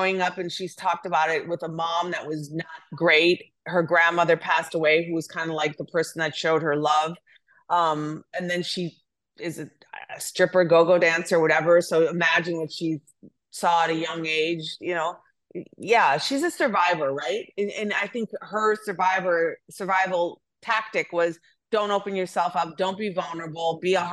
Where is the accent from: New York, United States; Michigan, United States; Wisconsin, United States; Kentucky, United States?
Wisconsin, United States; I'm from Wisconsin